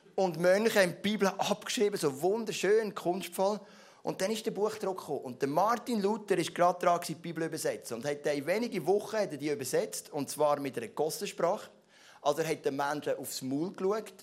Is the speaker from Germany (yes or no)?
no; Switzerland; ich bin Schweizer